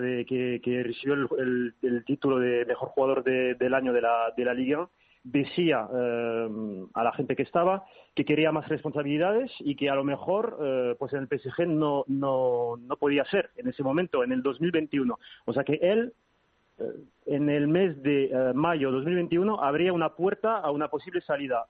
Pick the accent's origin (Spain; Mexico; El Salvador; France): France; Paris, Île-de-France; Yo nací aquí en París, pero sí, mi familia es española